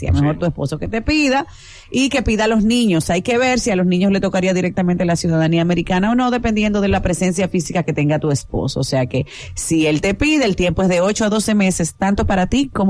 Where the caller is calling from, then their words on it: Santo Domingo, Distrito Nacional, Dominican Republic; No, llamo de aquí, de Santo Domingo.